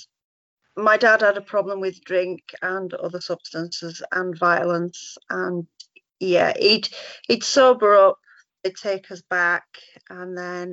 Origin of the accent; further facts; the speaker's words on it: Yorkshire and the Humber, United Kingdom; moved away as an adult; now in Cornwall, United Kingdom; Originally, we're from Yorkshire, but moved down to Cornwall when Owen was a baby.